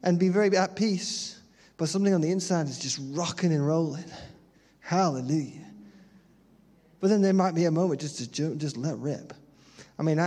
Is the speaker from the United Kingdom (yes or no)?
yes; United Kingdom; our British heritage